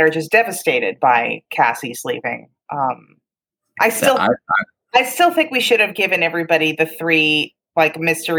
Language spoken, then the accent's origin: English; New York, United States; I'm a New Yorker